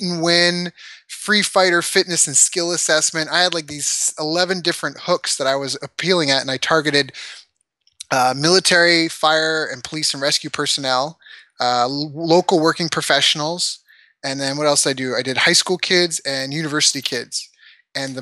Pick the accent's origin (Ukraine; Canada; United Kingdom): Canada; also born or lived in San Diego; we are not American, we are Canadian